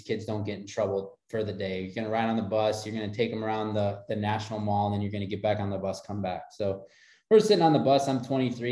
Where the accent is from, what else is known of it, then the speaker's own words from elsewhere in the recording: a small town north of Milwaukee, Wisconsin, United States; I was born and raised in Wisconsin, a small town just north of Milwaukee, about 30 minutes north of Milwaukee